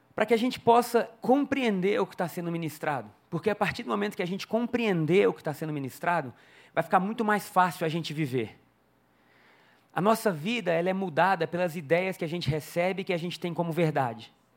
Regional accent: Brazil; Eu nasci no Brasil.

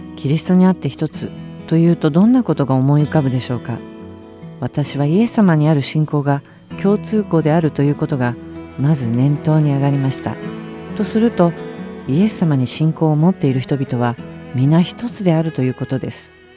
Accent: Tokyo, Japan; moved away as an adult; now in United States; 27歳の時にアメリカに移り住むまで東京で生まれ東京で育ちました

